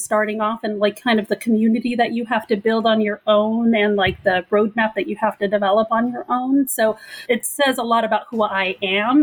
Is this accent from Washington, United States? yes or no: no; Pico Rivera, California, United States; also born or lived in Egypt; my family and I immigrated to the United States from Egypt when I was two years old. I came straight to a little city called Pico Rivera in California